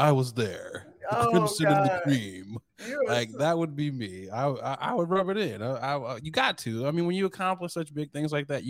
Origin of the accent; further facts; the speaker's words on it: Saginaw, Michigan, United States; my hometown of Saginaw, Michigan.